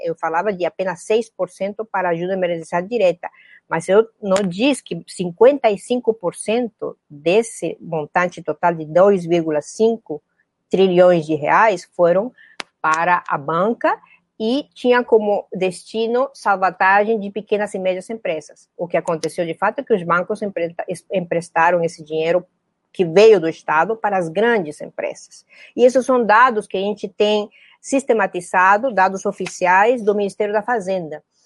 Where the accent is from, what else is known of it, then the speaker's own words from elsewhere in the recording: Peru; Eu sou peruana